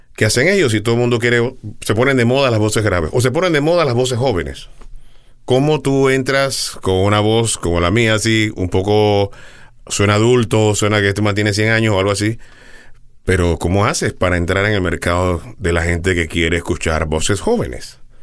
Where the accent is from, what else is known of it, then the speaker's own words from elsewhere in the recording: Panama; allá en mi tierra